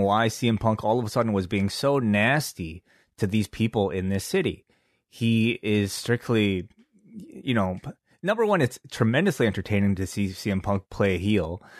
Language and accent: English; Canada; we're from Canada